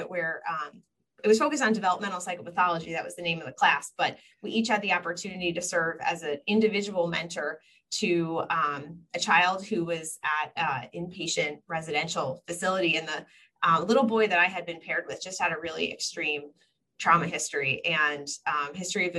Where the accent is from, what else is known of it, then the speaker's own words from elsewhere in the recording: Long Island, New York, United States; also born or lived in Washington, D.C.; I grew up in New York. I grew up on Long Island